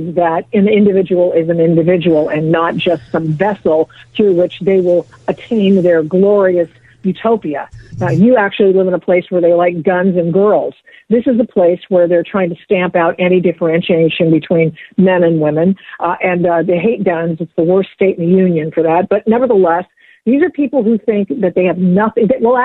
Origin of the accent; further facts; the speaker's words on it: Oregon, United States; moved away; also born or lived in California; I was born in Oregon and was a radio talk show host up there for many years.